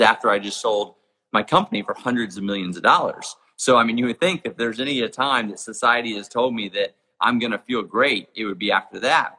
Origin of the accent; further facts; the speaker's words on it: Jackson Hole, Wyoming, United States; my hometown of Jackson Hole, Wyoming